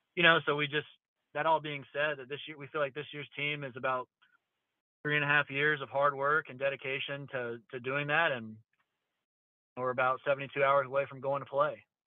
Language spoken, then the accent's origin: English; Charlotte, North Carolina, United States; this is my hometown. I grew up here in Southeast Charlotte and went to Myers Park High School